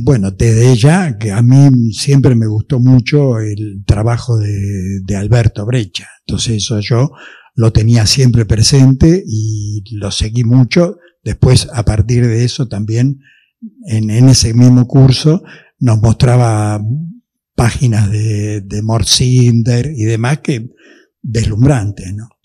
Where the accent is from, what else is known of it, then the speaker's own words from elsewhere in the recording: Buenos Aires, Argentina; Yo en esa época vivía cerca de Retiro, digamos, más o menos por Carlos Pellegrini y Juncal